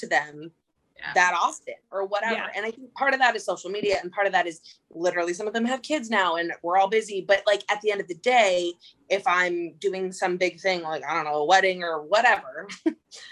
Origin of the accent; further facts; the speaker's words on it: Phoenix, Arizona, United States; moved away as an adult; now in Oregon, United States; my hometown, that town is Phoenix, Arizona, more specifically a neighborhood called Moon Valley